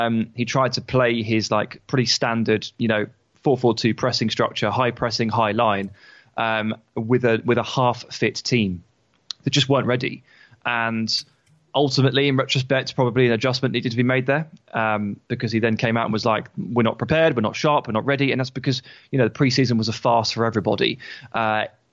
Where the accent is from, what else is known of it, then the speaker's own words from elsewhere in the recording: England, United Kingdom; In England, we don't do that. We get, you know, we get introduced to French when we're like, I don't know, 11